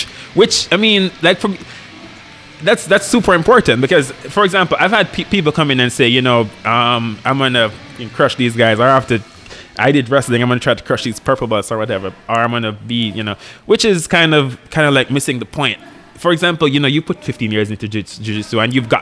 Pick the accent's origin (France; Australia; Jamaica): Jamaica; moved away; also born or lived in Kingston, Jamaica; rural Jamaica, like farming, you know, stuff like